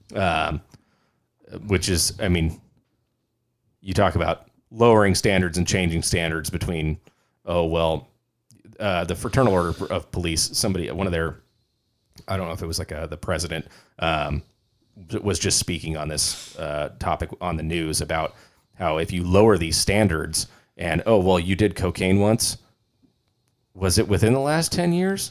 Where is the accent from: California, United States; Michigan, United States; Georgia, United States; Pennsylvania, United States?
California, United States; I'm from California